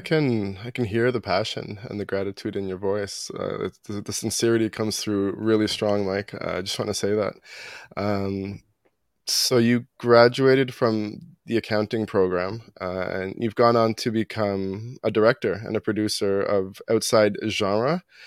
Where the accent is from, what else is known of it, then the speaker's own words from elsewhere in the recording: Toronto, Ontario, Canada; I grew up in Toronto. I grew up in North York.